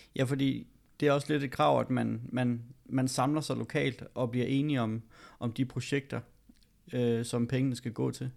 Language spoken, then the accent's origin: Danish; Gørlev, Zealand, Denmark; Gørlev, ja. hvor jeg kommer fra